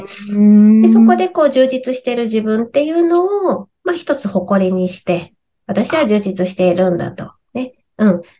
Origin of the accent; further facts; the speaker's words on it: Okinawa, Japan; 私もね、沖縄出身なので